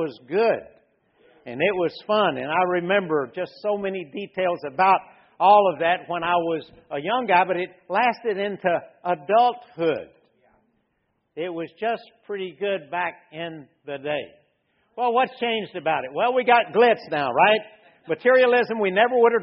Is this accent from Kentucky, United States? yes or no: no; Louisiana, United States; I was raised in Louisiana.